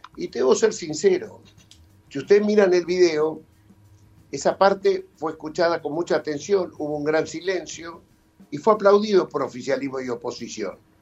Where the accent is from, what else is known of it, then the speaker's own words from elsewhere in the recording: Argentina; Nosotros recibimos y arman nuestra argentinidad